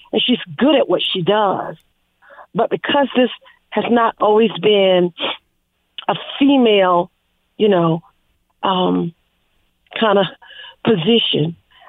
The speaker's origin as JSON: {"language": "English", "region": "South Carolina", "country": "United States", "said": "we're from the Low Country, South Carolina."}